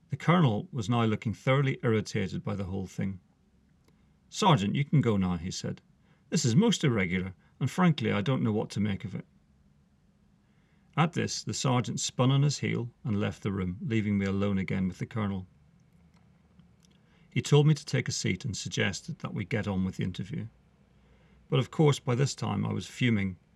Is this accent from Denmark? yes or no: no; Northern Ireland, United Kingdom; Could it have been because … because I came from Northern Ireland?